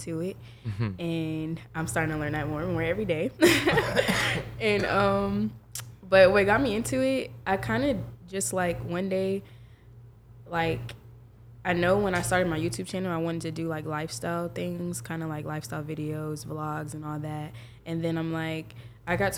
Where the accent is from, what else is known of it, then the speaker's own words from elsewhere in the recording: Jacksonville, Florida, United States; now in Tallahassee, United States; I'm from Jacksonville, Florida